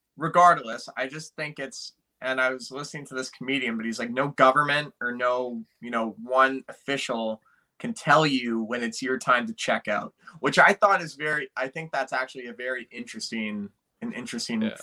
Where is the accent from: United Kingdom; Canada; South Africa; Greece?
Canada; we're from Canada